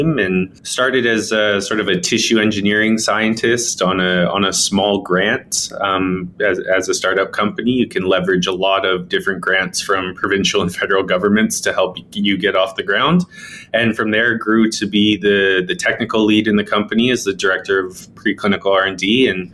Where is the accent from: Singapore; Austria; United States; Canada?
Canada; Victoria, British Columbia; also born or lived in Calgary; I was born and raised here in Victoria, BC, so very close to Vancouver. And I grew up here.